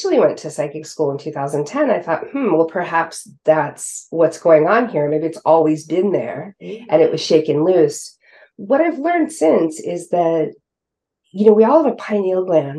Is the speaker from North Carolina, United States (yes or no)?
no; West Coast, California, United States; now in East Coast, United States; even though I grew up on the West Coast, I now live on the East Coast